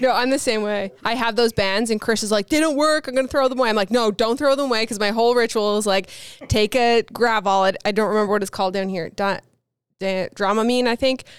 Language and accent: English; Newfoundland and Labrador, Canada; I said I was from Canada, but I'm from the East Coast of Canada, Newfoundland